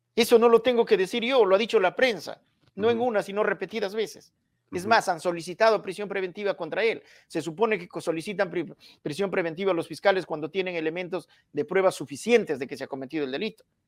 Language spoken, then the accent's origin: Spanish; Hualgayoc province, Cajamarca, Peru; yo soy de Cajamarca, provincia de Hualgayoc, y además estudié sociología en Cajamarca